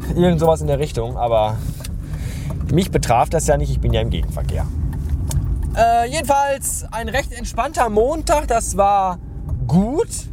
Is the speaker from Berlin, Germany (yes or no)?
no; Bottrop, North Rhine-Westphalia, Germany; also born or lived in Oberhausen; ich bin ja in Bottrop aufgewachsen, groß geworden und zur Schule gegangen